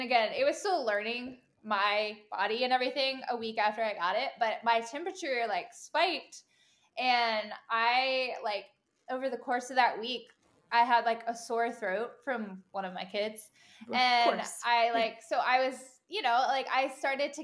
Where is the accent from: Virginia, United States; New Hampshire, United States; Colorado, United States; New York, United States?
Virginia, United States; moved away as an adult; now in Charlotte, United States; I am originally from Virginia. And lived there basically my whole life.